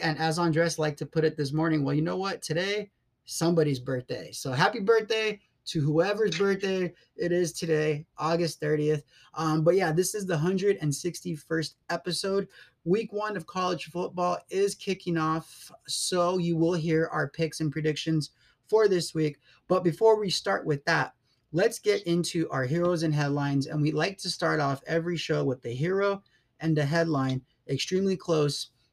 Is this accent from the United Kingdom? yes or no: no; Coachella Valley, California, United States; I grew up in the Coachella Valley